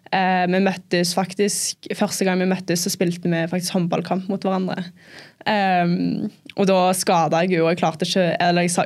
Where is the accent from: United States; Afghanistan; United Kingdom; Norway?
United Kingdom; England; born there; jeg ble født i England